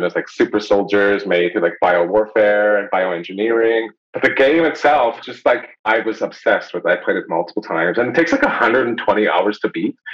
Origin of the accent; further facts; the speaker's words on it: Winnipeg, Manitoba, Canada; I grew up like in Winnipeg